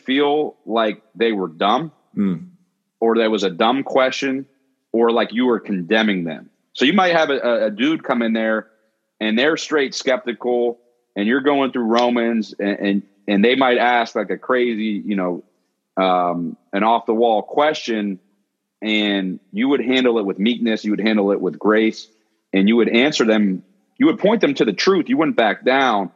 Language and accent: English; Pittsburgh, Pennsylvania, United States; also born or lived in Philadelphia / Delaware; I grew up in Pittsburgh and went to Taylor Alderdice High School